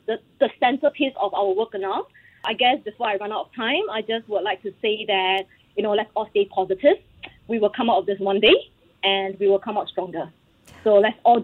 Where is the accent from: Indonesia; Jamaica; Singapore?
Singapore; As a Singaporean, I love my food